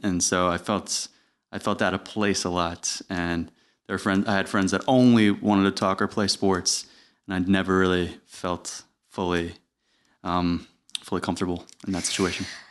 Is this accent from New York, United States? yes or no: yes; Putnam County, New York, United States; also born or lived in Westchester; I actually grew up in Putnam County